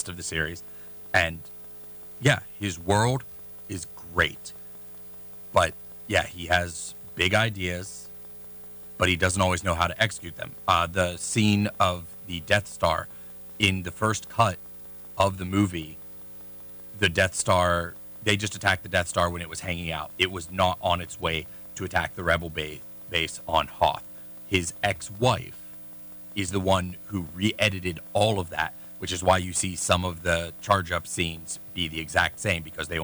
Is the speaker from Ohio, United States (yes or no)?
yes; Youngstown, Ohio, United States; I'm an Italian-American. I grew up in Youngstown, which used to be a mafia town.